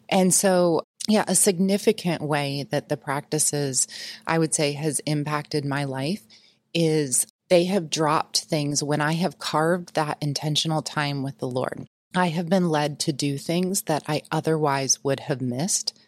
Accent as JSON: {"language": "English", "country": "United States", "tie": "born or raised there", "said": "I was raised in the Quad City, or south of the Quad Cities, which is Illinois, Iowa border"}